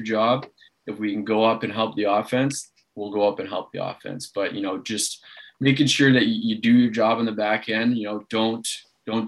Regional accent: Toronto, Ontario, Canada; I coach the Toronto Beaches Junior A club, you know, back here from my hometown

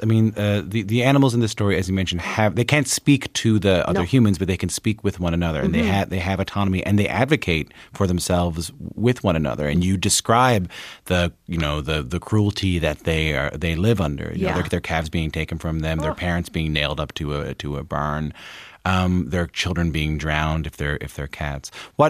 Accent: Newfoundland and Labrador, Canada; I wanted to say as a Newfoundlander, I have great friends from Alberta

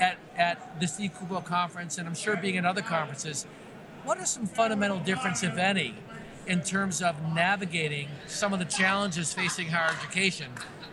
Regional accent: Buffalo, New York, United States; I grew up in Buffalo, which is like 30 minutes away from Canada, so I feel almost like I could be a Canadian.

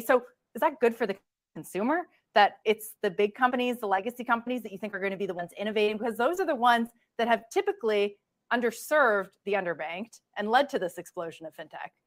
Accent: Canada; moved away as an adult; now in United States; as a Canadian

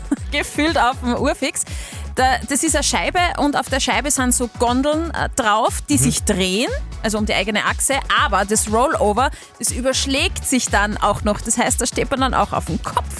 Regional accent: Linz, Upper Austria, Austria; als Linzerin, die quasi daneben wohnt

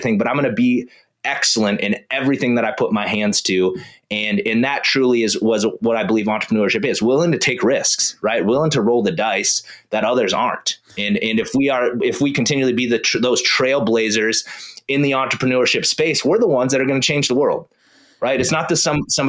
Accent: South Dakota, United States; I grew up in South Dakota.

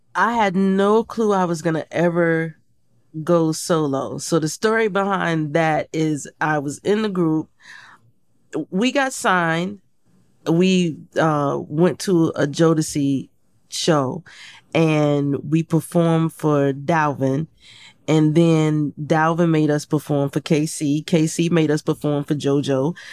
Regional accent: Portsmouth, Virginia, United States; moved away; I grew up in Portsmouth, Virginia

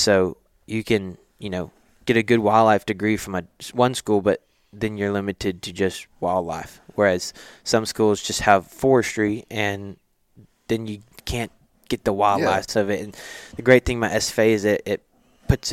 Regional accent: Nacogdoches, Texas, United States; I was born and raised in Nacogdoches, so I stayed in my hometown for college

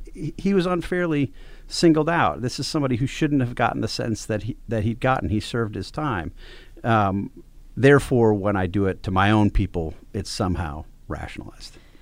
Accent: Wisconsin, United States; I'm from Wisconsin.

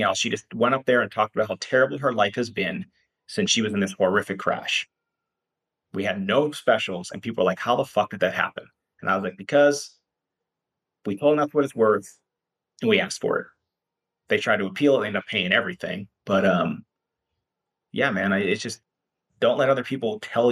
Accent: Pennsylvania, United States; moved away; I'm from Pennsylvania originally, so I get cases there and here and there

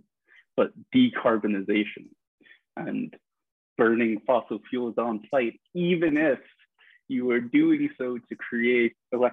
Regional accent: New York City, New York, United States; I grew up in Midtown Manhattan on 57th Street in a 50-story apartment building

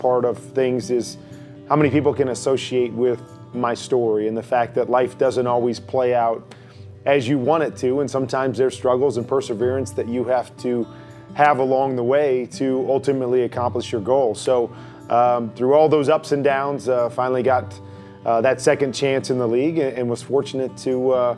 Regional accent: Iowa, United States; I grew up in Iowa. I'm a Midwest kid, you know, small little town

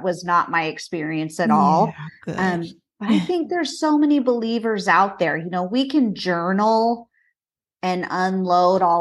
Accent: Southern California, United States; I grew up in Southern California

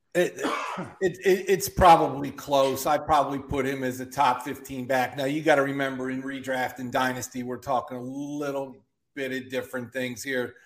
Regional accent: Philadelphia, Pennsylvania, United States; I'm from Philly

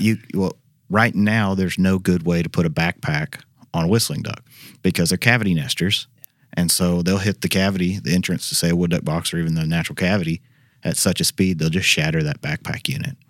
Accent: Arkansas, United States; moved away as an adult; now in Memphis, United States; I grew up in Arkansas

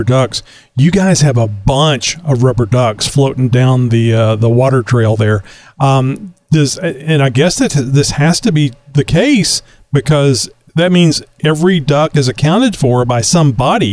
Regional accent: Texas, United States; I'm a Texan, native Texan

